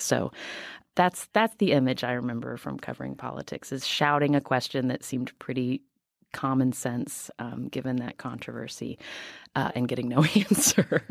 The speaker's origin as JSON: {"language": "English", "region": "West Virginia", "country": "United States", "said": "I am from West Virginia"}